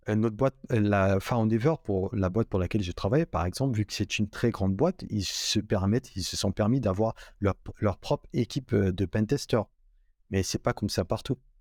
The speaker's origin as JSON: {"language": "French", "country": "Guinea", "tie": "born or raised there", "moved": "as an adult", "lives_now": "Morocco", "said": "j'ai grandi en Guinée-Conakry, en Afrique de l'Ouest"}